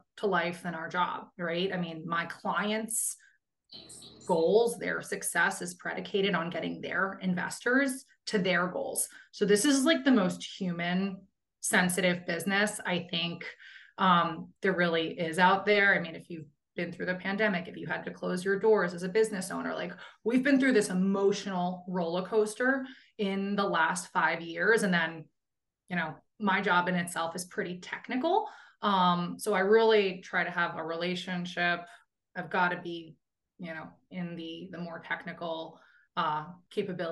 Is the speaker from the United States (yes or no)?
yes; United States; also born or lived in New York / Northern New Jersey; I just have the regional like location of having been raised in Northern New Jersey and New York